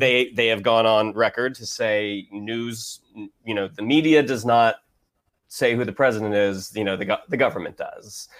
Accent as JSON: {"language": "English", "town": "Orlando", "region": "Florida", "country": "United States", "tie": "born or raised there", "said": "I grew up in Orlando, which is a bit more red"}